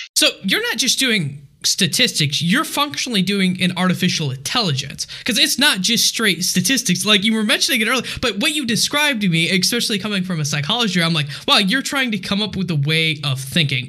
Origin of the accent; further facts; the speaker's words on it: United States; I only speak English because I am an American pleb